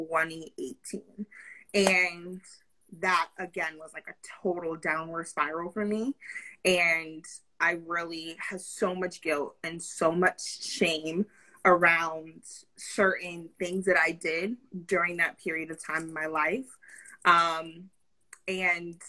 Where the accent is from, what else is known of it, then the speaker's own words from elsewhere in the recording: Pennsylvania, United States; I grew up in Pennsylvania